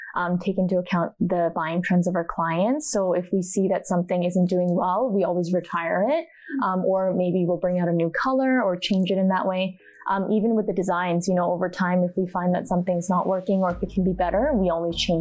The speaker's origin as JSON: {"language": "English", "country": "Canada", "tie": "born or raised there", "said": "growing up in Canada"}